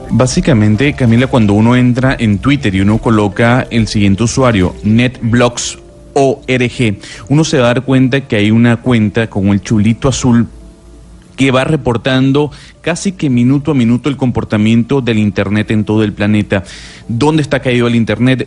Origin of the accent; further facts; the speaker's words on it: Venezuela; moved away; somos ahora los venezolanos